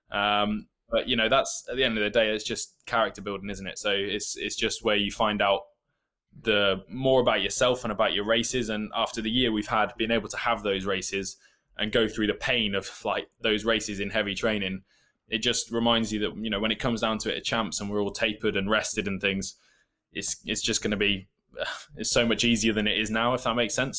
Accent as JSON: {"language": "English", "region": "England", "country": "United Kingdom", "tie": "born or raised there", "accent": "English", "said": "I was born in England. Um, I have an English accent"}